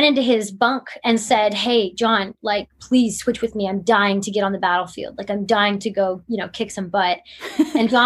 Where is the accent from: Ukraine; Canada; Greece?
Canada; being a Canadian.